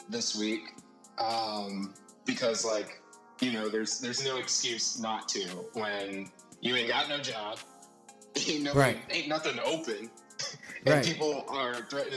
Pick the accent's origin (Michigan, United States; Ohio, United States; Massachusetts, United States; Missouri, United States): Ohio, United States; moved away as an adult; now in New York City, United States; I grew up in Ohio. I've been in Ohio all my life